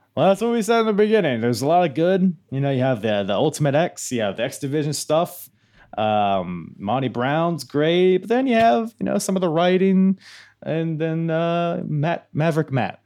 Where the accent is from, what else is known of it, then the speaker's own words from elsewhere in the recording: Philippines; I'm, I'm a Filipino